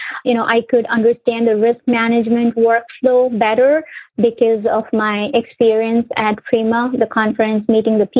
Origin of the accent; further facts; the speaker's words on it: India; moved away as an adult; also born or lived in Connecticut, United States; now in United States; I was born and raised in India